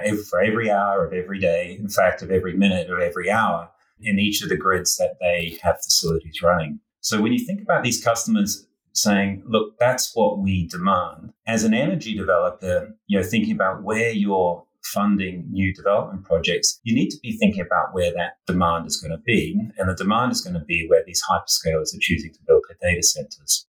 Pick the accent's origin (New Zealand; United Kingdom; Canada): New Zealand; also born or lived in Australia; now in New York, United States; you might detect from my accent that I grew up in New Zealand and spent many, many years in Australia.